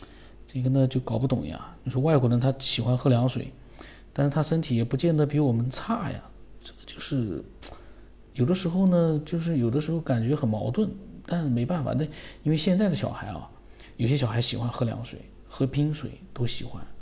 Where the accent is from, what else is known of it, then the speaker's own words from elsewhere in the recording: China; 他说第一个呢，我们中国人常说的常喝热水，其实就是来自于中医的理论